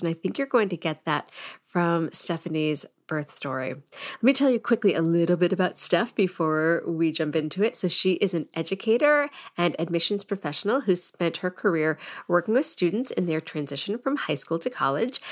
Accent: Andover, Massachusetts, United States; also born or lived in Boston, Massachusetts; I grew up in Andover

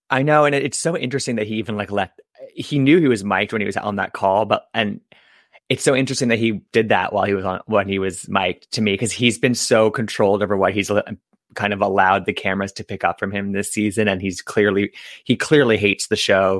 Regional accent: East Coast, United States; also born or lived in Michigan; I'm from the East Coast

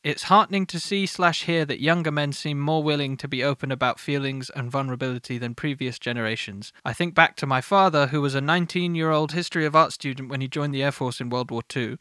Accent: United Kingdom; I am British

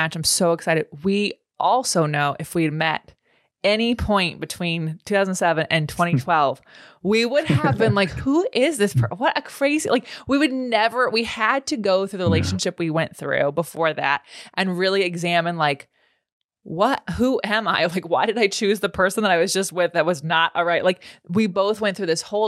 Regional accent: California, United States; now in Los Angeles, United States; I was born and raised in California

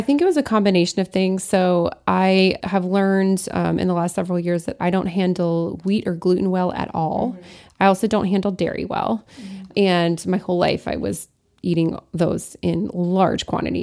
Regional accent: Lafayette, Colorado, United States; also born or lived in Alsace-Lorraine, France; Lafayette, which is my hometown in Colorado

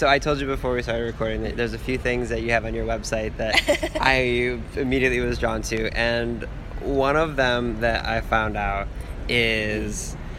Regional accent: Cleveland, Ohio, United States; I'm from Cleveland.

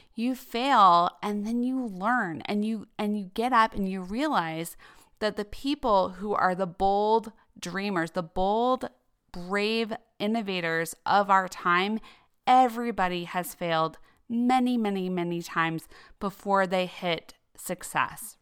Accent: Denver, Colorado, United States; moved away as an adult; also born or lived in New York City; I grew up in Denver, Colorado

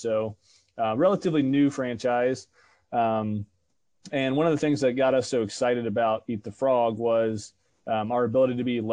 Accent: Northern Virginia, United States; also born or lived in Atlanta, Georgia; now in Manhattan, Kansas, United States; I'm originally from Northern Virginia

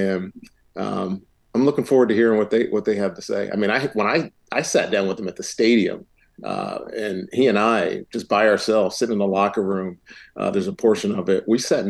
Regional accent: Roanoke, Virginia, United States; moved away; also born or lived in Charlottesville; my hometown in Roanoke.

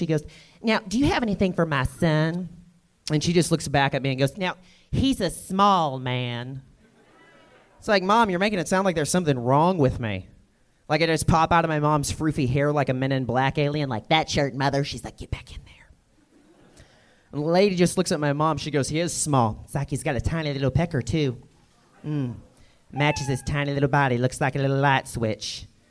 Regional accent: the South, United States; I'm from the South, and last time I was back home

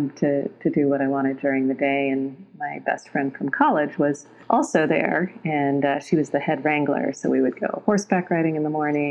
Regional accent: Concord, California, United States; moved away as an adult; also born or lived in Canada / Long Beach, California / London; now in Los Angeles, United States; I was born in Canada. I was adopted at 6 months old. And shortly after I was adopted, my adoptive family moved to Northern California, to the Bay Area, mm-hmm. Concord

